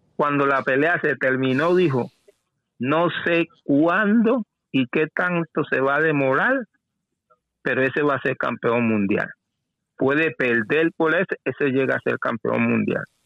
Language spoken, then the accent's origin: Spanish; Portugal; moved away; soy portugués